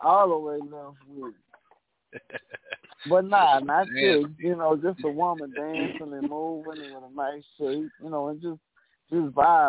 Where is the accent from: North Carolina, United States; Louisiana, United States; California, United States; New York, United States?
Louisiana, United States; Lauderdale; I'm from Lauderdale, Louisiana.